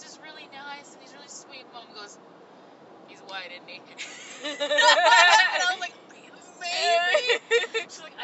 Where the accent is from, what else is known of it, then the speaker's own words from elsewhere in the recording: United States; I'm Native American